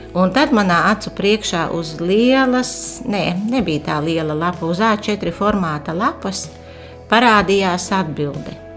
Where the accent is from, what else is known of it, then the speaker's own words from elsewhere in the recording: Aglona, Latgale, Latvia; aglonu, kas ir mana dzimtā puse